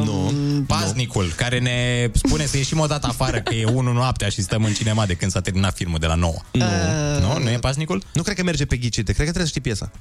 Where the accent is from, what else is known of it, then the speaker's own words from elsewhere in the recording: Suceava, Suceava County, Romania; eu sunt din Suceava